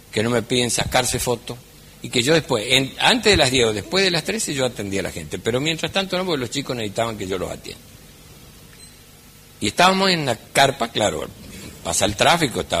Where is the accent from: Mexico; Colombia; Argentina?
Argentina; Cosquín, Córdoba; Yo soy de Cosquín.